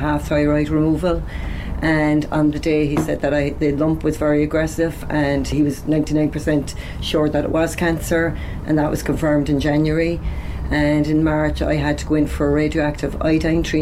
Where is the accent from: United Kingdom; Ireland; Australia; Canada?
Ireland; Cork, Munster; now in Carrigaline, Ireland; I'm originally from the north side, so I'll always be an Ori, no matter what.